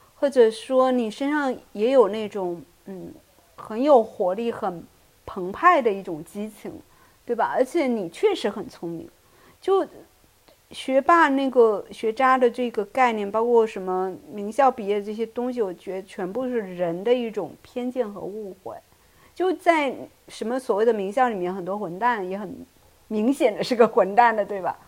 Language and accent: Chinese; Fujian, China; 我们都是福建人